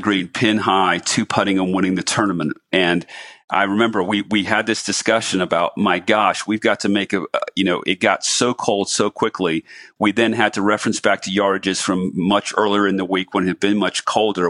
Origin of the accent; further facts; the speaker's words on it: New Smyrna Beach, Florida, United States; my hometown of New Smyrna Beach, Florida